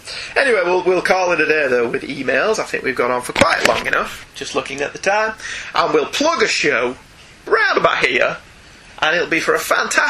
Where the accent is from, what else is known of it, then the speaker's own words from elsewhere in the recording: New York, United States; Growing up in New York, I got this all the time with Marvel Comics. Heck, the X-Men were based in Westchester County, which is right near where I grew up.